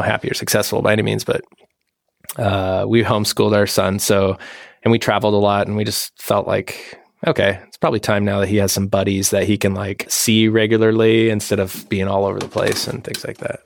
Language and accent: English; Washington, United States; moved away; I'm from Washington State originally